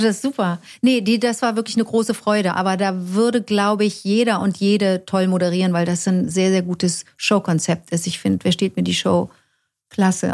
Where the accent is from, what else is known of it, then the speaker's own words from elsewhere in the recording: Cologne, North Rhine-Westphalia, Germany; hier in meiner Heimatstadt